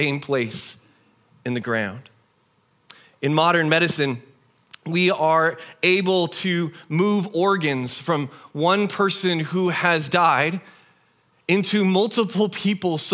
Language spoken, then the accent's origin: English; Tri-Cities, Eastern Washington, United States; moved away; I grew up in the Tri-Cities in Eastern Washington